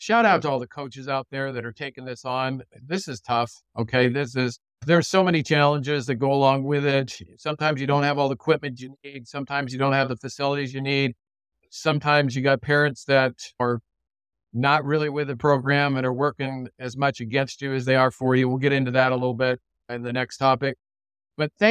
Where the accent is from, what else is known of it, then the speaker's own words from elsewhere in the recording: Southern California, United States; now in Portland/Vancouver area, United States; I'm from Southern California too. I grew up watching Rod Dedeo coach at USC.